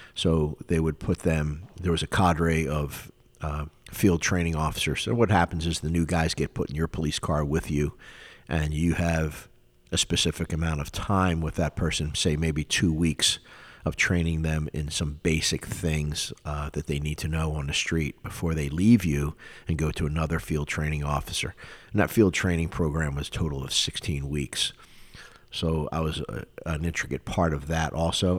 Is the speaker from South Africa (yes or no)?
no; Philadelphia, Pennsylvania, United States; moved away as an adult; also born or lived in West Palm Beach, Florida; now in South Florida, United States; I grew up in Philadelphia, Pennsylvania for 19 years. I was born and raised there